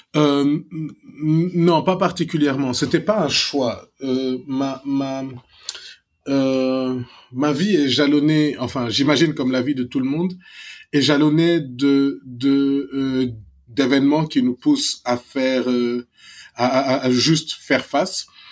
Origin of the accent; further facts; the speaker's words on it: Dakar, Senegal; moved away as an adult; Je suis né à la clinique Pasteur. J'ai grandi immeuble Alpha à 500 mètres de la clinique Pasteur